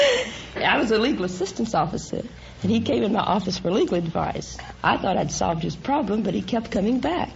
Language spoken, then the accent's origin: English; London, Kentucky, United States; born or raised there